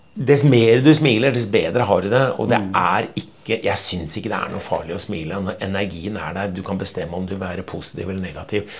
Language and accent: Norwegian; Norway